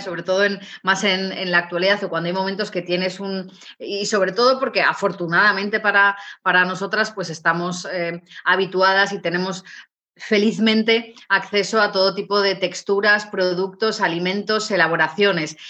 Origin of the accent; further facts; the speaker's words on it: León, Castile and León, Spain; yo soy de origen de León, yo nací en León